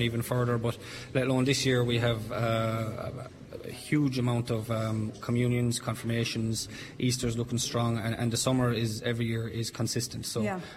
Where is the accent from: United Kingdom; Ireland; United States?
Ireland; Tipperary, Munster; I'm from Tipperary town, so it's only a stone throw away